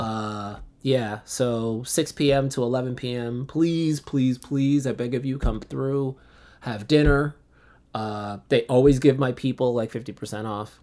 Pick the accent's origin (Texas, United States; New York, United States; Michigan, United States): New York, United States; Central Islip; I was born and raised in New York